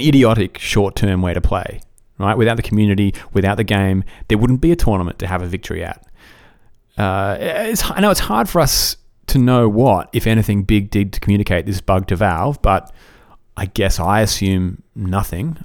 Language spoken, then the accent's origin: English; Australia; I'm Australian